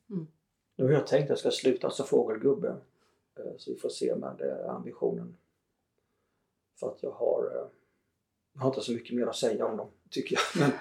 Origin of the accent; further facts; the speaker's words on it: Småland, Sweden; myren hemma i Småland